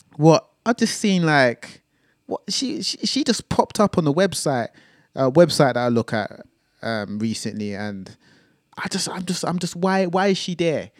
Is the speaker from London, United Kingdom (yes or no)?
yes; London, United Kingdom; I'm from North London